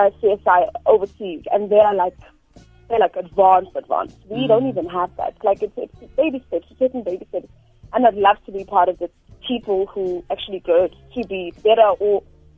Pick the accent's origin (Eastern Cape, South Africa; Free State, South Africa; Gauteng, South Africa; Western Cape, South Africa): Gauteng, South Africa; Soweto; And so I'm deep in Soweto.